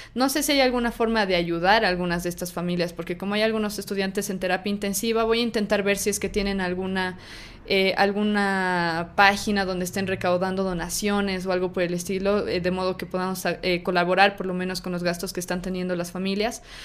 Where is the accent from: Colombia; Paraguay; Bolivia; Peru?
Bolivia; yo soy de Bolivia, yo nací en Bolivia y estudié en la universidad acá en Bolivia